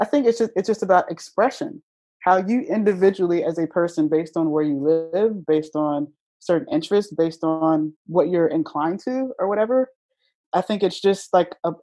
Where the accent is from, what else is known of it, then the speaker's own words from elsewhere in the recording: Virginia, United States; moved away as an adult; now in Philadelphia, United States; I was from Virginia